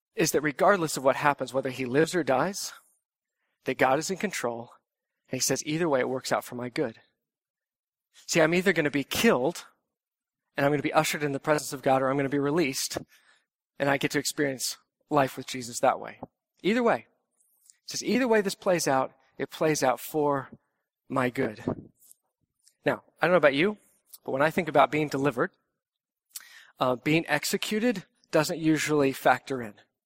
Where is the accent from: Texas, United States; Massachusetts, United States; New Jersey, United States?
Texas, United States; moved away; as a Texan